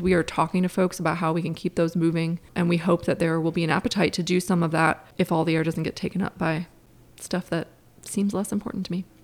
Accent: Cincinnati, Ohio, United States; also born or lived in Durham, North Carolina; now in North Carolina, United States; I grew up in Cincinnati

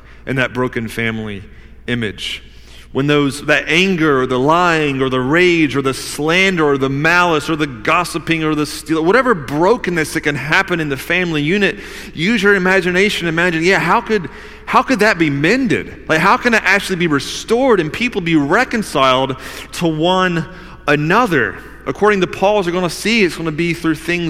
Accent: the South, United States; I grew up in the South

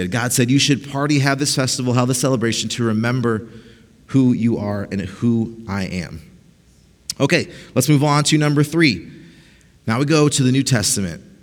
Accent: Costa Rica; also born or lived in Mexico; they're missionaries in Costa Rica, so we grew up in Costa Rica and Mexico.

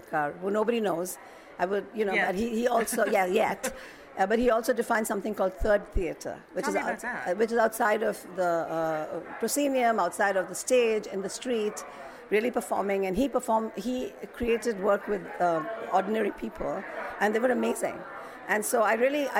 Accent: India; now in Minneapolis, United States; growing up in India

